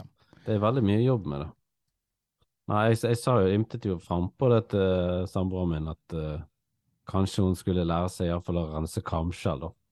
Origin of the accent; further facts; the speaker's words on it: Norway; vi vil jo egentlig som nordmenn